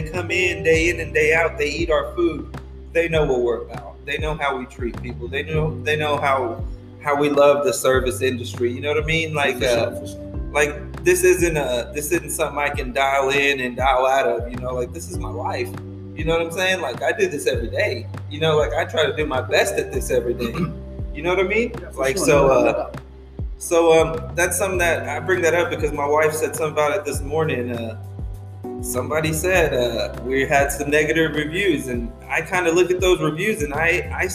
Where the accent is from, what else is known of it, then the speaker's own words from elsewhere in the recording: Borger, Texas, United States; now in Lubbock, United States; I was born here in Lubbock, but we moved to a little town up north, about 2.5 hours from here, Borger, Texas. And that's where I was raised